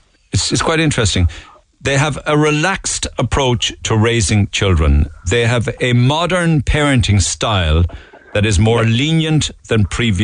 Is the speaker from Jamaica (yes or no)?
no; Waterford, Munster, Ireland; Yeah, yeah, it's interesting because I'm from Waterford, Neil.